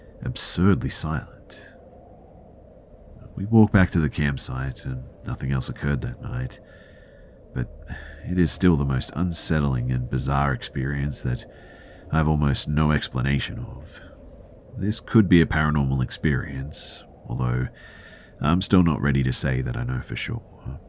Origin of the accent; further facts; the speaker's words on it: California, United States; So I grew up in Orange County, CA, but there were some real wild areas around us, believe it or not.